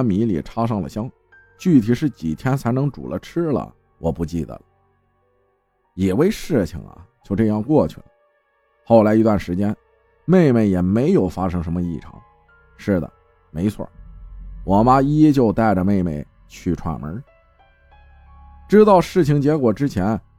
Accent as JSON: {"language": "Chinese", "region": "Yunnan", "country": "China", "said": "我们是云南人，苗族，苗族的下蛊是出了名的。"}